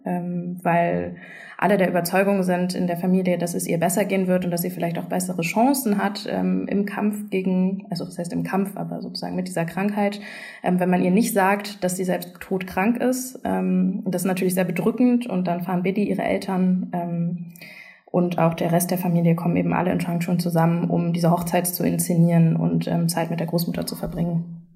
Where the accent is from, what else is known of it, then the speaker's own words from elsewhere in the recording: Germany; ich bin nicht nicht wirklich richtig zweisprachig aufgewachsen in Deutschland